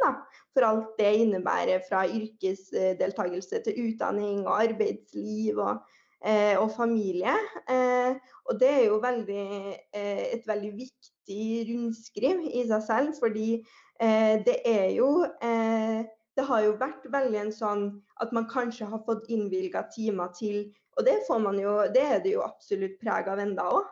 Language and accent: Norwegian; Trøndelag, Norway; jeg er trønder, som man sikkert eh, allerede hører